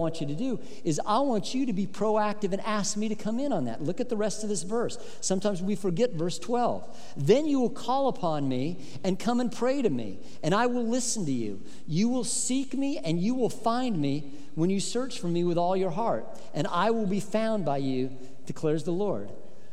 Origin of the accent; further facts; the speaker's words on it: Colorado, United States; when I was growing up in Colorado, and I loved the summers in Colorado